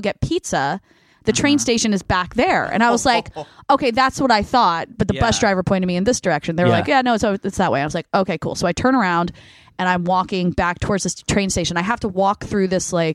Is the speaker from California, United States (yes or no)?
yes; Los Angeles, California, United States; I'm from Los Angeles.